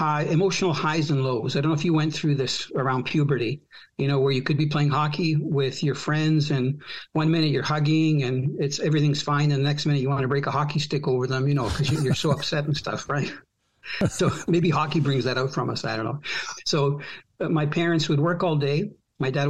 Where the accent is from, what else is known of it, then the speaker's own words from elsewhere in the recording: Croatia; now in Canada; I was born from a country that doesn't exist. And that country was former Yugoslavia. So technically, I'm Croatian now